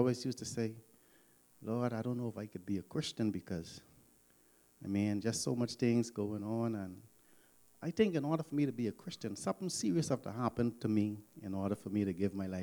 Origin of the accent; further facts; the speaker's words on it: Nassau, New Providence, Bahamas; I grew up in Nassau, Bahamas